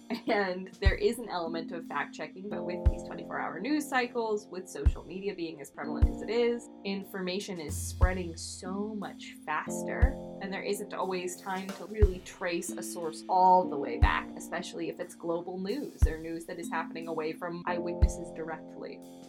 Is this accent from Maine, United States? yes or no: yes; Maine, United States; now in New York City, United States; I am from Maine and more recently from New York City. And I take the Red Line every day.